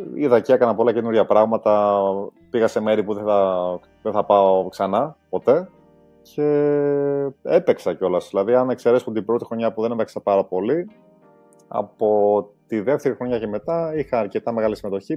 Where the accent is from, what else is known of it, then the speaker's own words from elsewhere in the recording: Glyfada, Attica, Greece; also born or lived in London, England; γεννήθηκα στην Αγγλία, αλλά μεγάλωσα στην Ελλάδα